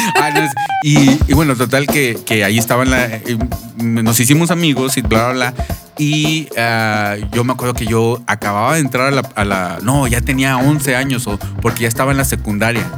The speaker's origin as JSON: {"language": "Spanish", "town": "Monterrey", "region": "Nuevo León", "country": "Mexico", "tie": "born or raised there", "said": "allá en, en, mi niñez, allá en Nuevo León, en Monterrey"}